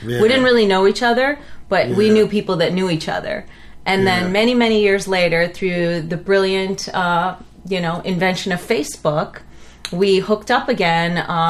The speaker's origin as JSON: {"language": "English", "town": "Cleveland", "region": "Ohio", "country": "United States", "tie": "born or raised there", "also_born_or_lived": "New Delhi, India / Punjab, India"}